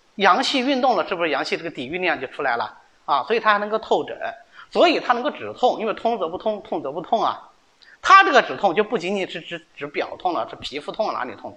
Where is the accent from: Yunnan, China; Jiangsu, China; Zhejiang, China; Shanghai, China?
Zhejiang, China; 我们浙江人